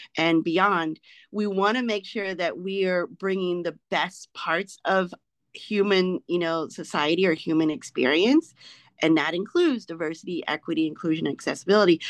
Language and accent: English; Arkansas, United States; moved away as an adult; now in Maryland, United States; I'm an Arkansan, born and raised